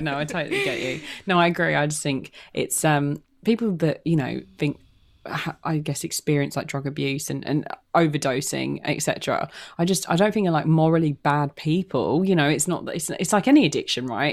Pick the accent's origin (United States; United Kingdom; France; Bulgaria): United Kingdom; London; I'm single. I'm from London. I'm, I'm English.